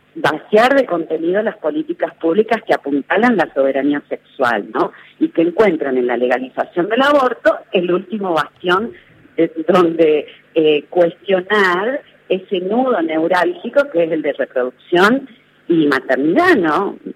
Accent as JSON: {"language": "Spanish", "region": "Tucumán", "country": "Argentina", "said": "yo soy tucumana"}